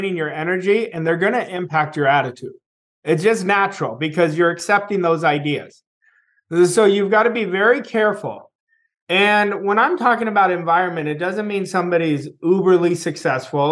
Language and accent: English; California, United States; my closest friends are still people that I grew up with in California